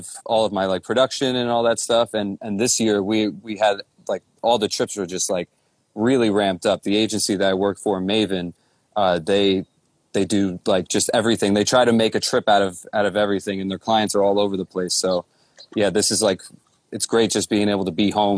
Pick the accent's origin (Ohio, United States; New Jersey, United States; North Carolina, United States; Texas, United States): New Jersey, United States; Long Hill; now in Los Angeles, United States; I'm originally from New Jersey